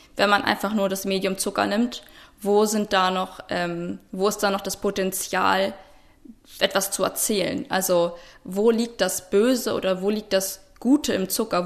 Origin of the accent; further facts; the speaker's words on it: Potsdam, Brandenburg, Germany; Ich wurde äh, in Potsdam geboren, 1995